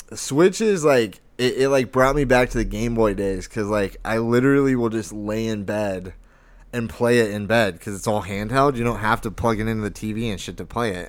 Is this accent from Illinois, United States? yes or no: no; Lake Havasu City, Arizona, United States; Havasu in my hometown